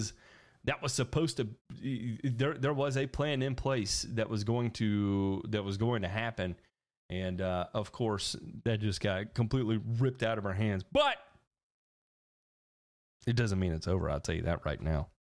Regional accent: Indiana, United States; Growing up in Indiana, you end up being a Notre Dame football fan and Indiana basketball fan.

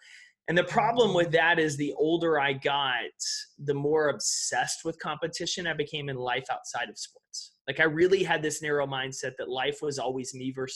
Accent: East Texas, United States; I grew up in East Texas

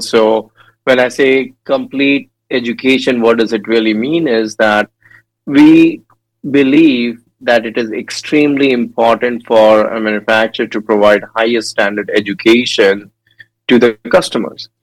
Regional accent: India; moved away; I born and raised in India, and I did my dental school back in India as well.

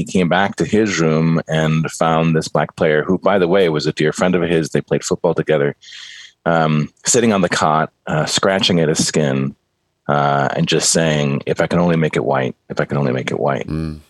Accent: Cleveland, Ohio, United States; moved away; also born or lived in Michigan; I grew up mostly in Cleveland, Ohio. My brothers and I were all born in Michigan, but we grew up in Cleveland mostly.

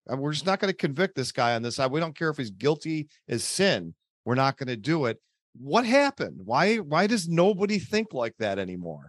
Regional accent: Buffalo, New York, United States; from Buffalo, New York, my hometown

